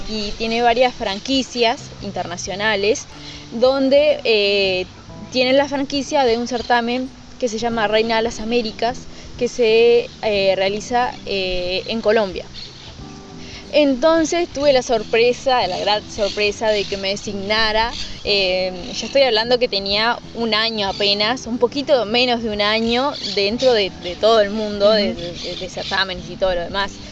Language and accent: Spanish; Uruguay; Exactamente, siempre, siempre el uruguayo.